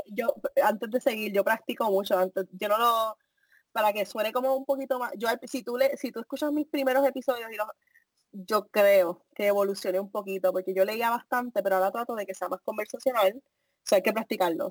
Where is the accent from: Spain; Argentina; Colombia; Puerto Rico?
Puerto Rico; moved away